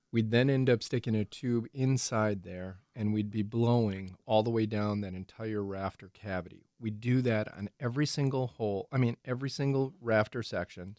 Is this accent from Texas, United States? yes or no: no; Ozaukee County, Wisconsin, United States; Ozaki County Fair myself because that's my hometown